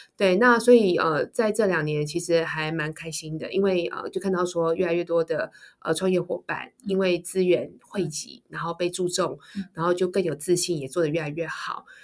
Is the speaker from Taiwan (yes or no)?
yes; Taiwan; 我是身为台湾人